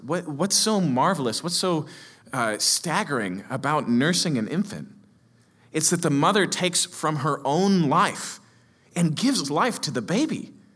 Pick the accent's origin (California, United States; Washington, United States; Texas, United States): Washington, United States; Seattle; I come from Capitol Hill, Seattle